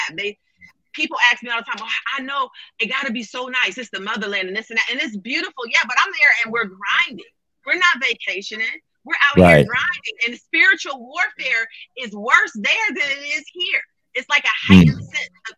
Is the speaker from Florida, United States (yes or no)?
yes; Florida, United States; I grew up in Florida